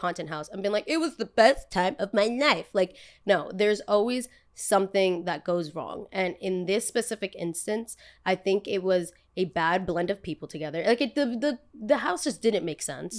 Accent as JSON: {"language": "English", "country": "United States", "also_born_or_lived": "Los Angeles", "said": "back where I'm from, everybody born and raised in Jersey, born and raised in New York"}